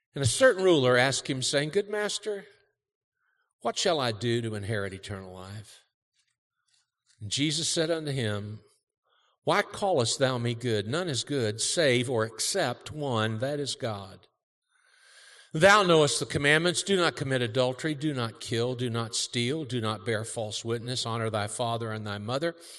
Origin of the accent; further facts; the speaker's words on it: Cincinnati, Ohio, United States; moved away; also born or lived in Kentucky; I grew up in Cincinnati. Our family's all from Kentucky